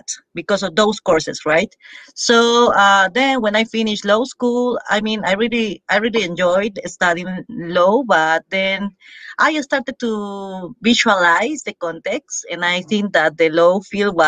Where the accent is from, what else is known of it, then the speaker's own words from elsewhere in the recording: Peru; English is a second language; moved away as an adult; also born or lived in Arequipa, Peru; now in Madrid, Spain; I'm originally from Peru and I studied law